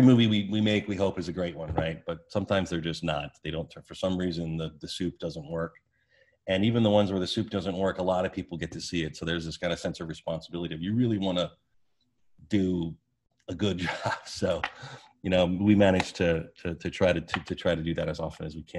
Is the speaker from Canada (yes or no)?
no; Orange County, California, United States; I grew up in Orange County